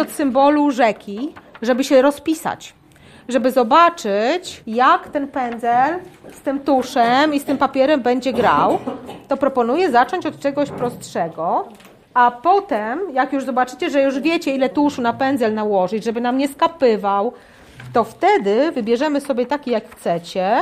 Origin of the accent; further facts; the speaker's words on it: Lublin, Lublin Voivodeship, Poland; moved away as an adult; also born or lived in Japan; Do tej pory mieszkałam z rodzicami w Lublinie